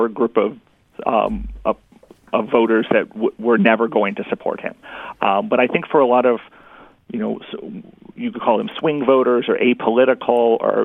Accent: St. Louis, Missouri, United States; now in Kentucky, United States; I grew up in St. Louis.

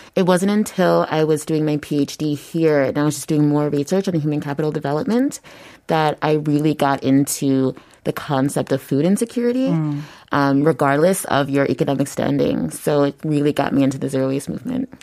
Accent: United States; moved away as an adult; also born or lived in Bundang, South Korea / Yongsan, South Korea; now in Seoul, South Korea; I'm from the United States.

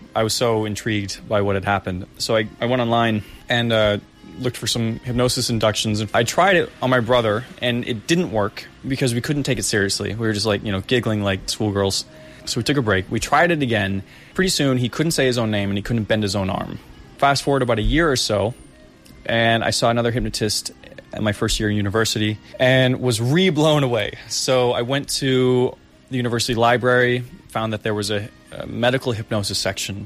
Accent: Boston, Massachusetts, United States; moved away as an adult; now in South Korea; I was from Boston

